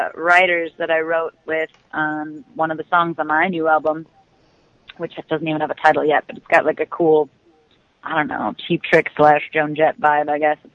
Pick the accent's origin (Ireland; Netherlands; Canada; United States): United States; Twin Lakes, Wisconsin; moved away as an adult; now in Nashville, United States; My hometown is Twin Lakes, Wisconsin.